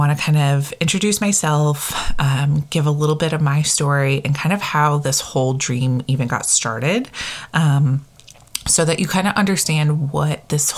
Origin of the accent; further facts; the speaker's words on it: Connecticut, United States; moved away as an adult; also born or lived in Maine; now in New Hampshire, United States; I grew up in Connecticut.